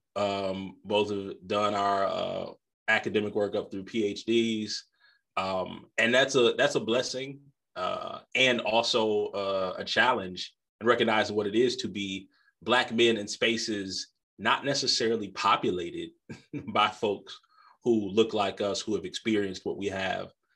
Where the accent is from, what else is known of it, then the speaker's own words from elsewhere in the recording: Midwest, United States; I'm a Midwesterner by birth